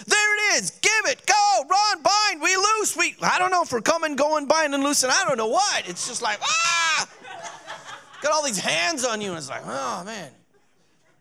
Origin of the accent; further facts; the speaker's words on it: Burt, Iowa, United States; also born or lived in Duluth, Minnesota; when I was 5, we moved from Duluth, Minnesota. We moved to Burt